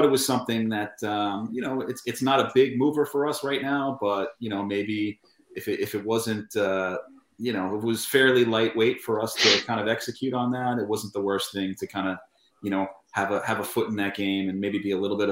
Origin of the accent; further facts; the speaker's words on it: Long Island, New York, United States; I'm from Long Island, actually.